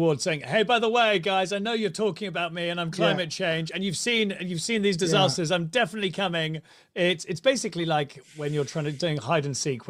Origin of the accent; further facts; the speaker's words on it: Ipswich, East of England, United Kingdom; born there; I was born in Ipswich.